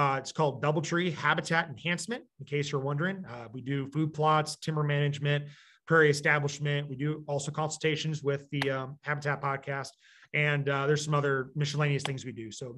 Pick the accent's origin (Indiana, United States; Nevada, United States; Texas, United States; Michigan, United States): Michigan, United States; also born or lived in Iowa; I'm originally from Michigan, but we moved to Southeast Iowa, 2004.